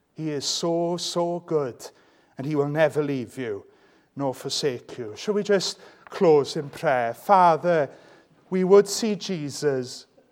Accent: Welsh, Wales, United Kingdom; I'm Welsh

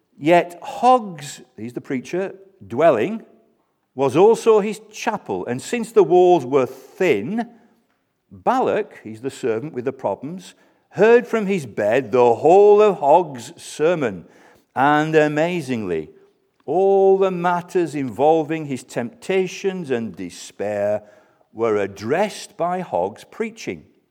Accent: United Kingdom; we're British

